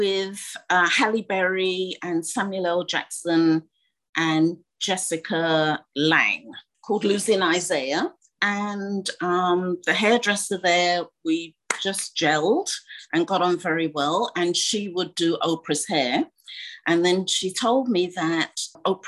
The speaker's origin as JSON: {"language": "English", "country": "United Kingdom", "also_born_or_lived": "Ghana", "said": "just being British, we are taught very well to hide our emotions"}